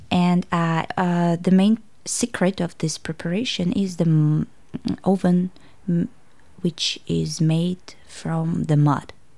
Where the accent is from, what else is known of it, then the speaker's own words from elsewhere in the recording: Tashkent, Uzbekistan; English is a second language; moved away as an adult; now in Hobart, Australia; I'm from Uzbekistan, Tashkent, and I came uh, to Tasmania almost three years ago